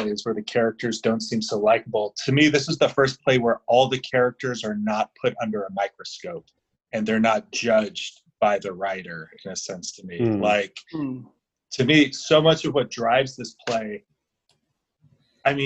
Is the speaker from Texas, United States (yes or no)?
no; California, United States; I'm from California